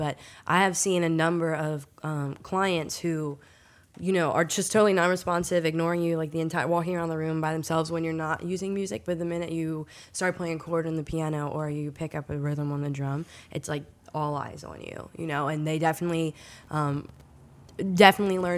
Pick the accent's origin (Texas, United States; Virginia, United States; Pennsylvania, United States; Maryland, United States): Pennsylvania, United States; southern; now in New Orleans, United States; I grew up in Pennsylvania, southern Pennsylvania.